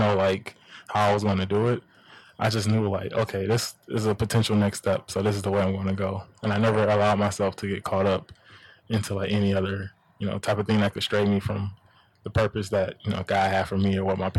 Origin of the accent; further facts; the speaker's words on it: Detroit, Michigan, United States; growing up in Detroit